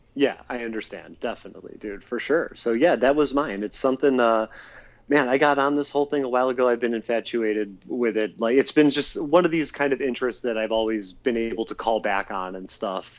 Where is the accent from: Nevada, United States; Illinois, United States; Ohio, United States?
Ohio, United States; Cleveland; I'm from Cleveland, but like I lived you know in a suburb that was south of it